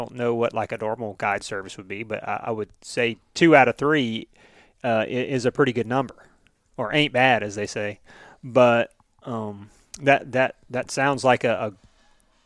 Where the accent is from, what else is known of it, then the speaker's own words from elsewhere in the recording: Florida, United States; I'm from Florida